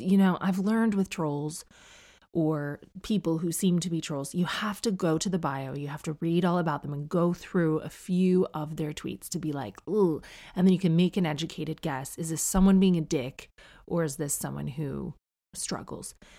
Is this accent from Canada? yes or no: yes; Canada; moved away